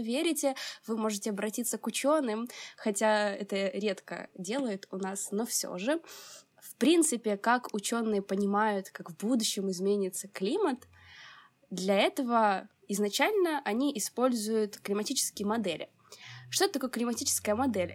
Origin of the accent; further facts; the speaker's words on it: Odesa, Odesa Oblast, Ukraine; мне 22, я из Одессы